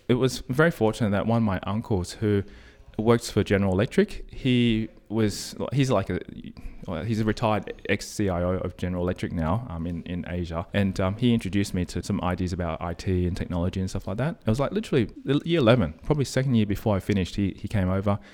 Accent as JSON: {"language": "English", "town": "Sydney", "region": "New South Wales", "country": "Australia", "tie": "born or raised there", "said": "Born and bred in Australia, Sydney"}